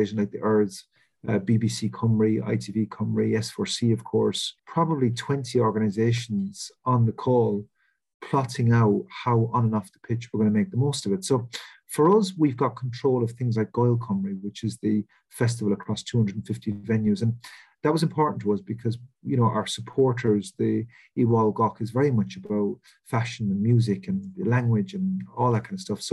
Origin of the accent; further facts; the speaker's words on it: West Coast of Ireland, west of Ireland, Ireland; moved away as an adult; now in Wales, United Kingdom; I grew up in Ireland on the West Coast, which is a mecca for tourism.